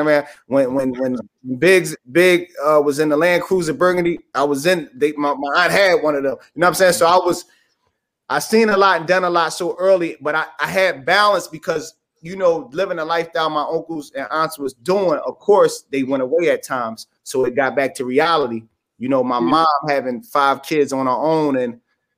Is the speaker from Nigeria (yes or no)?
no; Philadelphia, Pennsylvania, United States; I'm originally from West Philly, 52nd and Parkside, and 49th and Reno